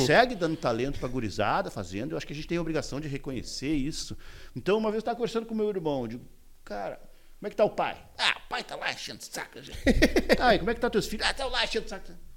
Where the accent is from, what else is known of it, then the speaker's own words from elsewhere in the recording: Uruguaiana, Rio Grande do Sul, Brazil; moved away as an adult; now in Porto Alegre, Brazil; morei em Uruguaiana, que é a minha terra natal